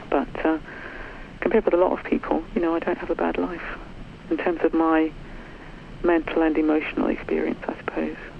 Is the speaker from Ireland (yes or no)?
no; New Zealand; now in United Kingdom; I was brought up in New Zealand in, in the 60s